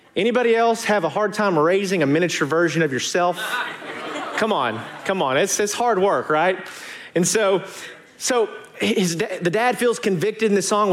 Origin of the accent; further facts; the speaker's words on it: Arkansas, United States; moved away; I'm from Arkansas